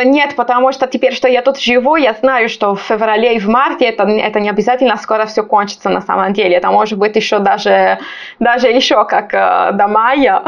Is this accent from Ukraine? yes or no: no; Sardinia, Italy; Russian is a second language; moved away as an adult; also born or lived in Pisa; now in Moscow, Russia; я с юга, я из Сардинии. Вот мой город находится там прямо у моря